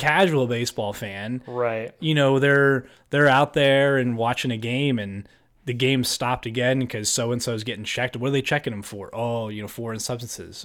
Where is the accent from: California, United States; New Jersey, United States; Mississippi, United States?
New Jersey, United States; now in Pennsylvania, United States; Born and raised in New Jersey, uh, an hour outside the city.